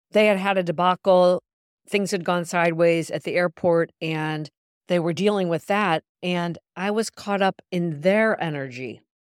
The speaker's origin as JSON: {"language": "English", "town": "Milan", "region": "Lombardy", "country": "Italy", "tie": "born or raised there", "moved": "as an adult", "lives_now": "New York, United States", "said": "Milan, Italy, my hometown of almost twenty years"}